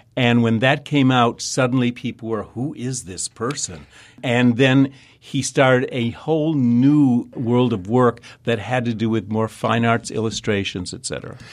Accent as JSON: {"language": "English", "town": "Detroit", "region": "Michigan", "country": "United States", "tie": "born or raised there", "also_born_or_lived": "New York / Chicago / Kansas City", "moved": "yes", "said": "growing up in Detroit"}